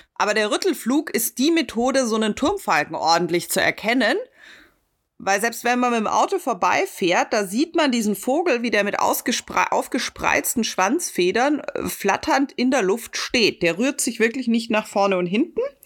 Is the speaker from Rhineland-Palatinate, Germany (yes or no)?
no; Munich, Bavaria, Germany; Ich bin Münchner